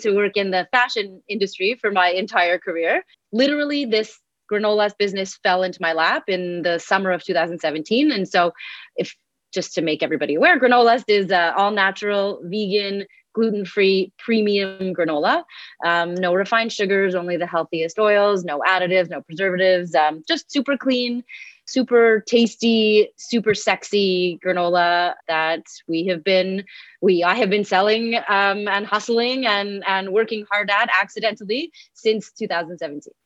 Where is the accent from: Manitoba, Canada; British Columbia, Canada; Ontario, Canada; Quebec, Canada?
Quebec, Canada; Montreal; I am from Montreal, Canada